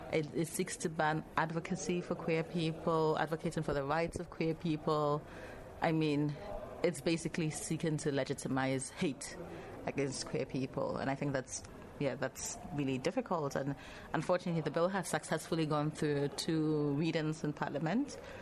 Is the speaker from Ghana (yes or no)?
yes; Ghana; In terms of nationality, I come from Ghana. Ghana is also where I consider home, where I live.